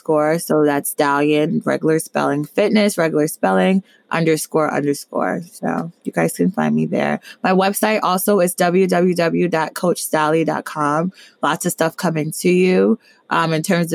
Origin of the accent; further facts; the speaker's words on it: New Jersey, United States; I'm from Jersey